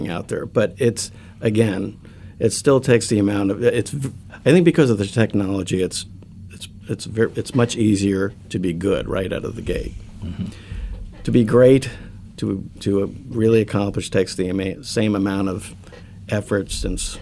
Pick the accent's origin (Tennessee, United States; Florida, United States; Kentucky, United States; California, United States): Florida, United States; southern; also born or lived in Jersey City, New Jersey; I grew up in a really small town in southern Florida. I was born in Jersey City